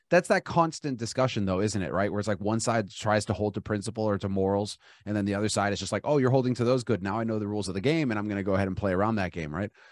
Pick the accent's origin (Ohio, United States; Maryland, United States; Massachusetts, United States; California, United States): California, United States; Los Angeles; I grew up in Los Angeles